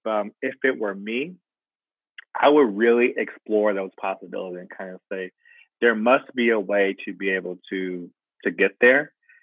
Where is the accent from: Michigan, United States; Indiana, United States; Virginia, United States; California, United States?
California, United States; Compton; also born or lived in Inglewood; growing up in Compton and being in Inglewood.